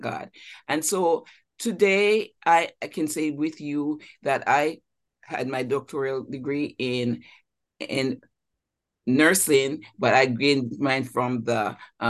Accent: Jamaica; moved away as an adult; now in United States; I'm also from Jamaica, West Indies

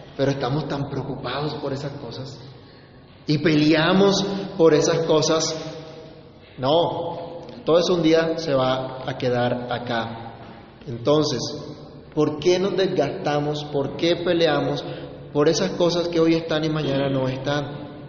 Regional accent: Colombia; somos colombianos

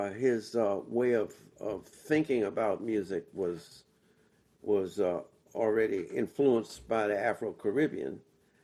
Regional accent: Washington, District of Columbia, United States; I'm from Washington, D.C.

